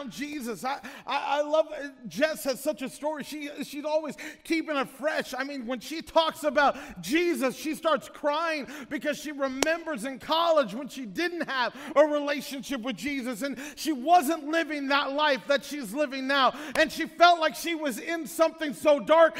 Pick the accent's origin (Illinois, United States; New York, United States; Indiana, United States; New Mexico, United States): Illinois, United States; moved away; where we grew up in Illinois